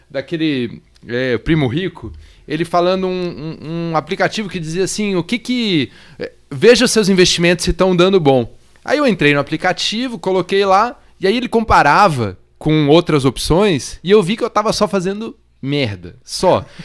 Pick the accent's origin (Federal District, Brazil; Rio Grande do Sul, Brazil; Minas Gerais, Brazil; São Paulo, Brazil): Federal District, Brazil; Brasília; Eu vim de Brasília e desde jovem ali, fazendo prova de vestibular e tal, tinha pouco dinheiro